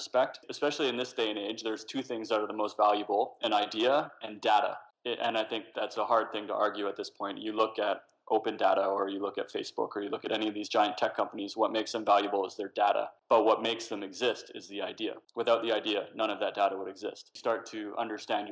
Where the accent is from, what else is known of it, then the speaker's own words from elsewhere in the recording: Vancouver Island, British Columbia, Canada; also born or lived in Yellowknife, Northwest Territories; We moved back down to Vancouver Island, and I spent the majority of my childhood living in a log cabin